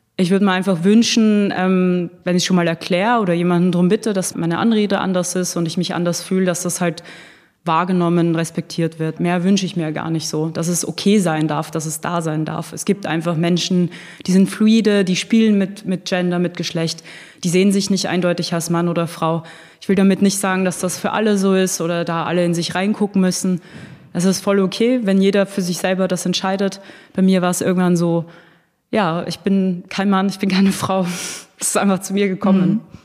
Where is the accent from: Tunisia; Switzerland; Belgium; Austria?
Austria; now in Berlin, Germany; Ich bin ursprünglich aus Österreich.